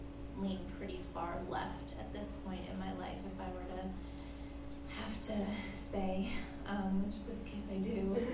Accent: Midwest, United States; moved away as an adult; also born or lived in Boston / East Coast; now in West Coast, United States; I grew up in the Midwest, and I actually, in high school, was pretty politically active as a Republican and in more on the conservative side. And then as I moved away, lived in Boston

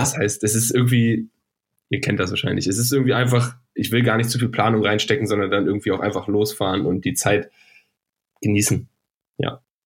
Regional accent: Northern Germany, Germany; ich komme aus dem Norden

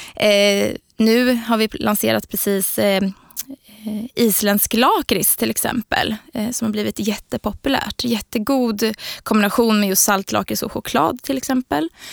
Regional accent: Linköping, Östergötland, Sweden; Jag är från Linköping också, så född och uppvuxen där

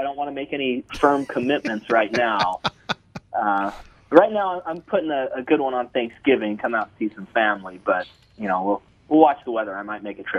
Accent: Arizona, United States; now in California, United States; I was born and raised out there in Arizona

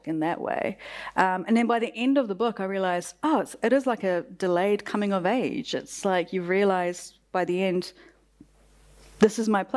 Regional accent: New Zealand; also born or lived in Iran; someone who grew up here in the diaspora

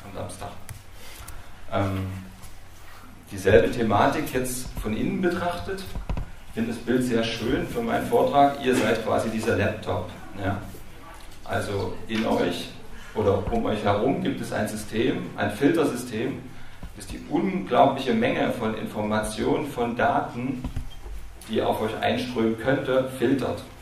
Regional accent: Dresden, Saxony, Germany; Ich komme ja aus Dresden

